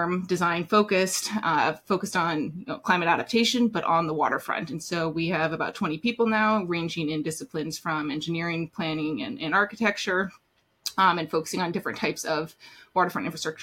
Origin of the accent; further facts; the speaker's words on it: Anchorage, Alaska, United States; also born or lived in Middle East / Northeast US; now in New York City, United States; I grew up in Anchorage, Alaska